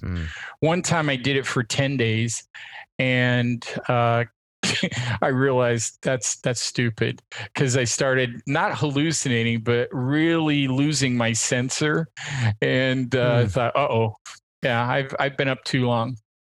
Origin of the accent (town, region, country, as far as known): Portland, Oregon, United States; born or raised there